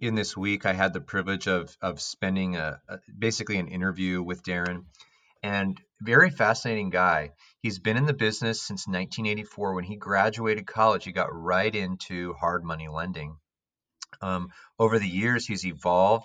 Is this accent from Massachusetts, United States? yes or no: no; Palo Alto, California, United States; I grew up in Palo Alto